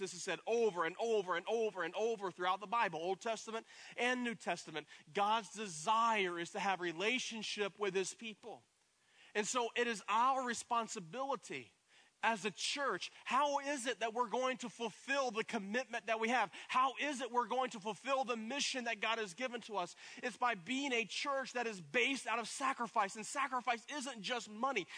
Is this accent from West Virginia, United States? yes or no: no; East Tennessee, United States; in Tennessee, growing up in East Tennessee, I, I grew up riding horses